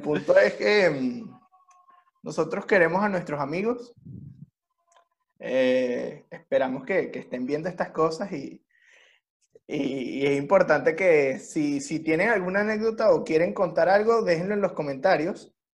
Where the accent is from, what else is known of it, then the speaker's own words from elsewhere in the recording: Venezuela; now in Chile; nosotros tres que somos de Venezuela